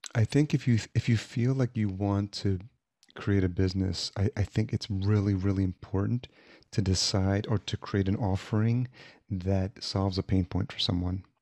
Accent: Yonkers, New York, United States; moved away as an adult; also born or lived in El Salvador / Atlanta / Los Angeles; now in Minneapolis, United States; I was born in El Salvador, and my parents brought me here when I was, uh, less than a year old, and I grew up in Yonkers, New York

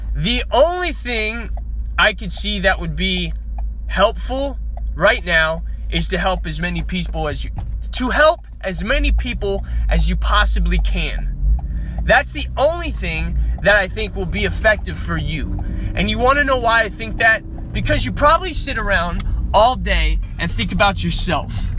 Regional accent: Las Vegas, Nevada, United States; growing up in Las Vegas, Nevada, I graduated with a 1.7 GPA

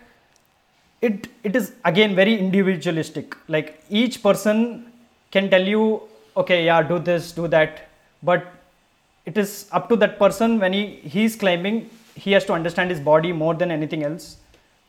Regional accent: Mangalore, Karnataka, India; I'm from the seas. I'm from Mangalore.

